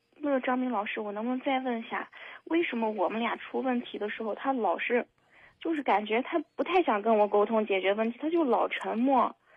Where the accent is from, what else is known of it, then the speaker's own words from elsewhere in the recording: Henan, China; moved away as an adult; now in Xinjiang, China; 我是一个人在这边工作，我是河南人，但是我在新疆工作，也就是离家特别远